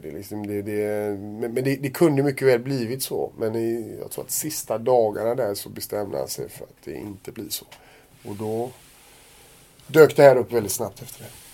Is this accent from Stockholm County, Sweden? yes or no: no; Gothenburg, Västra Götaland, Sweden; jag är göteborgare och höll på Blåvitt när jag var liten